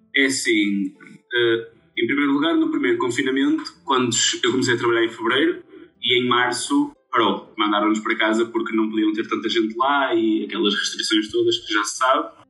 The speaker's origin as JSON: {"language": "Portuguese", "town": "Viana do Castelo", "region": "Norte", "country": "Portugal", "said": "sou de Viana do Castelo"}